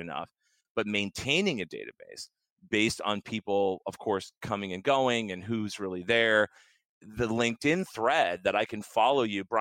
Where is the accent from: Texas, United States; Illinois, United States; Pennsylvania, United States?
Pennsylvania, United States; Lancaster; That led me to a job at a company called Cardinal Technologies, which was in Lancaster, my hometown